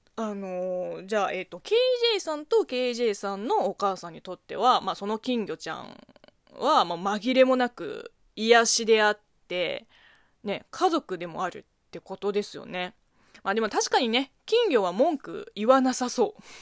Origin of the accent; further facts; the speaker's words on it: China; Japanese is a second language; moved away as an adult; now in Japan; 中国生まれ中国育ち